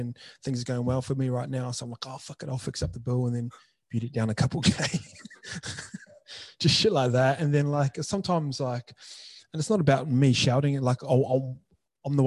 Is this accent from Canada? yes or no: no; New Zealand; moved away; I grew up in New Zealand